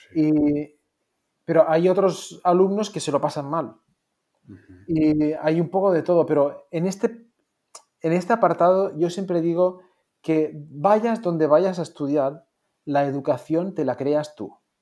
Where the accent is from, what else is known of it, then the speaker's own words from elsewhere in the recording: Moncofa, Valencian Community, Spain; moved away; also born or lived in Philadelphia; yo soy de, de, un pueblecito pequeñito, Moncofa, en Castellón, y que el edificio más alto pues tendrá cuatro plantas y, aquí todo en mi pueblo se, regía sobre cómo mide el campanario